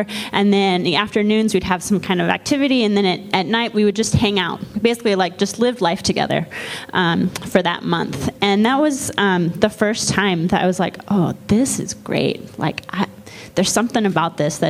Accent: Ames, Iowa, United States; I grew up in Ames, Iowa.

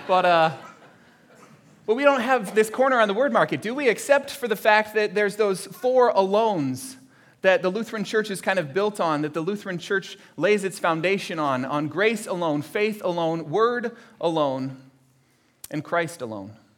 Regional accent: Florida, United States; my family, uh, growing up in Florida

